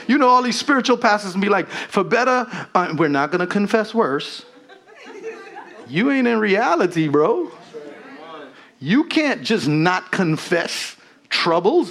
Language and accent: English; Guyana; moved away; as a Guyanese, when people ask you, you know, I'm from the Caribbean